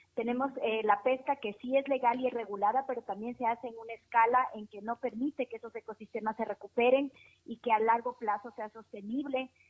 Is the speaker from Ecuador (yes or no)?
yes; Ecuador; also born or lived in Galápagos; como ecuatorianos